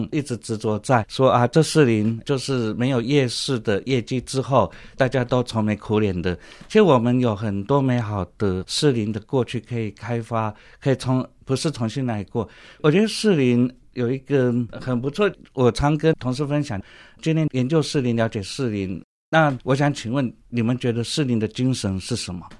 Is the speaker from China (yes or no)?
no; Penghu County, Taiwan; moved away as an adult; also born or lived in Prague, Czech Republic; now in Taipei, Taiwan; 我本身从小是在澎湖生长，十八岁以前都在澎湖海边，哎，然后这个还蛮好的，不错的童年回忆。然后到台北来，